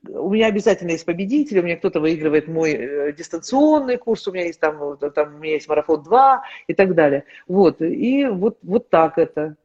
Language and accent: Russian; Kazakhstan; moved away as an adult; я приехала из Казахстана